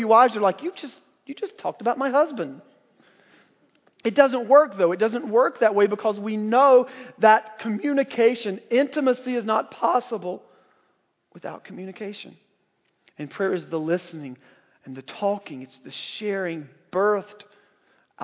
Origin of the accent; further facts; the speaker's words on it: North Carolina, United States; growing up in North Carolina, again, the buckle of the Bible Belt